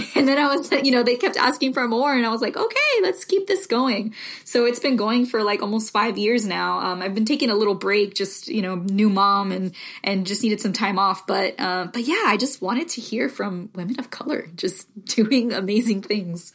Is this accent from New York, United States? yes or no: no; Miami, Florida, United States; first language Spanish; English is a second language; moved away as an adult; also born or lived in the South (US); I'm Cuban American, originally from Miami